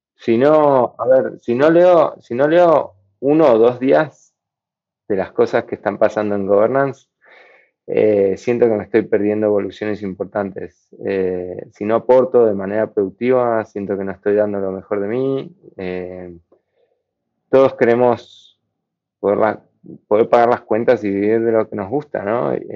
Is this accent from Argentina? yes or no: yes; Argentina; por el país en el que vivo, yo soy de Argentina